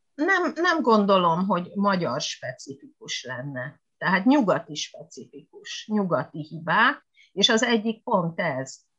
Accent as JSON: {"language": "Hungarian", "country": "Hungary", "also_born_or_lived": "Japan", "moved": "yes"}